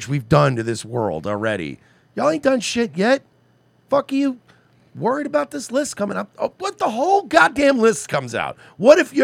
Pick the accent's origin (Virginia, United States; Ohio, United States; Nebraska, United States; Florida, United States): Florida, United States; Miami Gardens; I grew up in Carroll City.